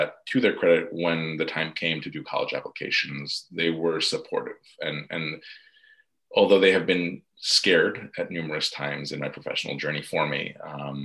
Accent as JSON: {"language": "English", "region": "New York metro area", "country": "United States", "tie": "born or raised there", "said": "growing up in the New York metro area"}